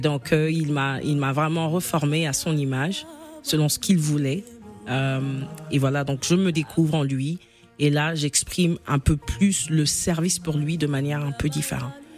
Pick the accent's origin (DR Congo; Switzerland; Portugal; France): DR Congo; Kinshasa; à 6 ans justement, je suis dans la parcelle de chez moi à Kinshasa